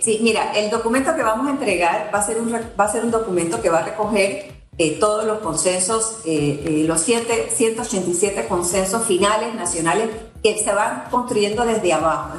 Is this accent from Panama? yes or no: yes; Panama; podemos como panameños